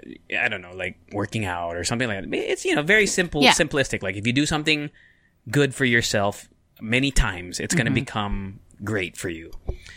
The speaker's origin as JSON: {"language": "English", "country": "Japan", "tie": "born or raised there", "said": "I grew up in Japan."}